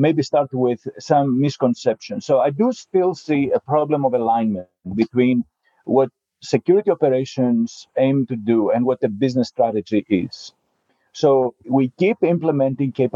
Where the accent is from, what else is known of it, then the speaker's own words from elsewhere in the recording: Greece; moved away; I was born in Greece.